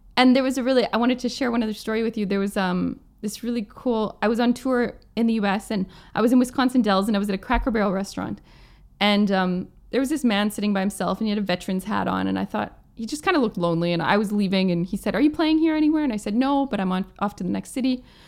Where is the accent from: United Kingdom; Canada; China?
Canada; Plum Coulee, Manitoba; now in Vancouver, Canada; my hometown in Plumcooley